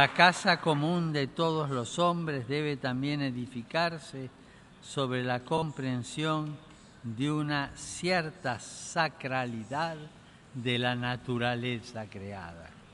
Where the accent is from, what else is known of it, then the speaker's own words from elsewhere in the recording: Argentina; mi tierra natal